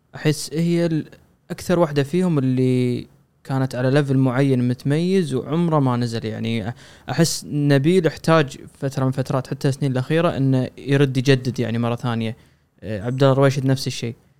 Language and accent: Arabic; Kuwait; عندنا بالكويت